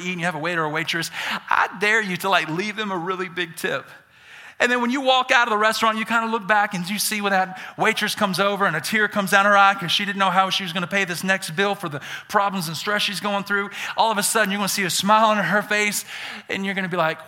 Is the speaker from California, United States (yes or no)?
no; Birmingham, Alabama, United States; accent: Southern; now in Idaho, United States; I'm born and raised in Birmingham, Alabama. I'm a Southerner. I got some accent.